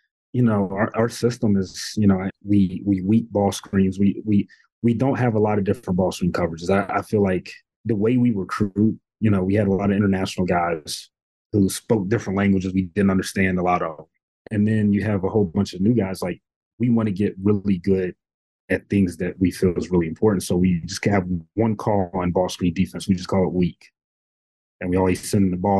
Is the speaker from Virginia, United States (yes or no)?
yes; Radford, Virginia, United States; this is my hometown. So, you know, growing up here, being in a community